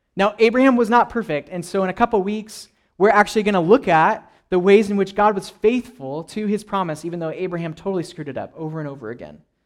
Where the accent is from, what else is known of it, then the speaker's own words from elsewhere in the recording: California, United States; I grew up in California